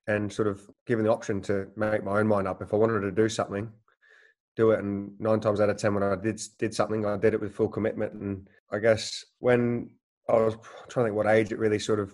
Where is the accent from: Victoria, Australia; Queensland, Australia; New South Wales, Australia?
Victoria, Australia; Langwarrin; also born or lived in United Kingdom; now in Sunderland, United Kingdom; growing up in Langwarrin